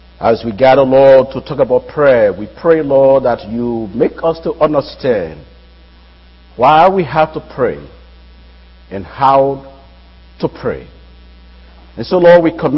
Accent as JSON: {"language": "English", "country": "Liberia", "moved": "yes", "lives_now": "United States", "said": "I'm from West Africa, that's Liberia"}